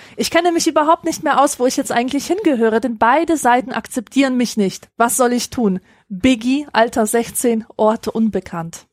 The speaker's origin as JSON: {"language": "German", "town": "Grevenbroich", "region": "North Rhine-Westphalia", "country": "Germany", "tie": "born or raised there", "said": "Also ich halt in Grevenbruch"}